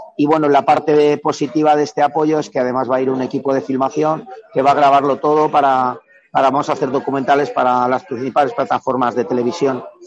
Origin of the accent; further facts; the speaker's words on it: Valladolid, Castile and León, Spain; now in Madrid, Spain; Realmente soy nacido en Valladolid, pero bueno, me, he cultivado como amante del agua en el río Pisuerga, ¿no? Eh, que desde los 12 años hacía piragüismo